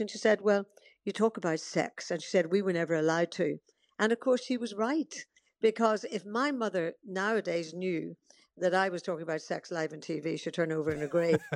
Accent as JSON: {"language": "English", "region": "Northern Ireland", "country": "United Kingdom", "also_born_or_lived": "Portadown / Dorking", "moved": "yes", "said": "I'm always Irish at heart. Um, I love going back to Northern Ireland"}